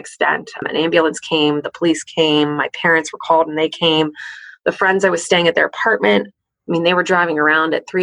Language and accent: English; central Pennsylvania, United States; moved away as an adult; also born or lived in Pittsburgh, Pennsylvania; I lived in like central Pennsylvania and I went to school